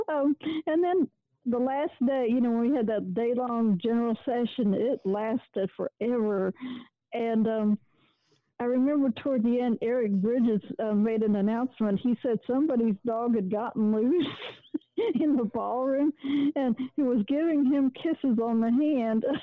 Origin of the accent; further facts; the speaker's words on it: Little Rock, Arkansas, United States; Little Rock, Arkansas